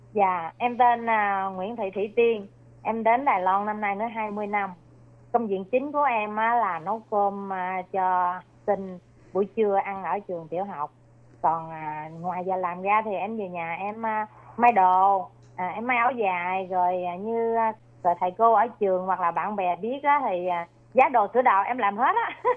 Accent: Mekong Delta, Sóc Trăng, Vietnam; moved away as an adult; now in Taiwan; Việt Nam thì quê em ở miền Tây Sóc Trăng

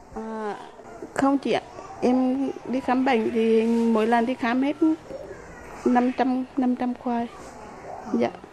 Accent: Nghệ An, Vietnam; moved away as an adult; now in Taipei, Taiwan; Em đến từ Nghệ

